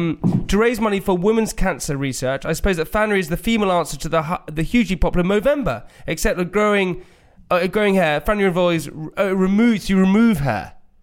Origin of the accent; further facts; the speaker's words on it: United Kingdom; We're very British.